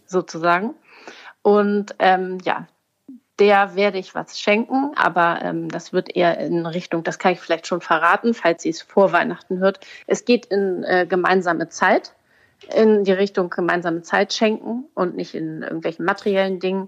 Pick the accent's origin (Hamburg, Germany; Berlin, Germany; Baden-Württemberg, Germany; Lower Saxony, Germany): Hamburg, Germany; als Hamburger